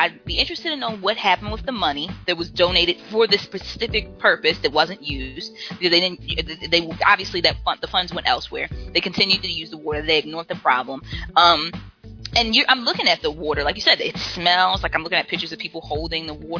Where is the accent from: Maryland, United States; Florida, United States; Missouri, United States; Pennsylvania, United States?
Maryland, United States; Baltimore; we were growing up in Baltimore. We lived in an apartment complex in the city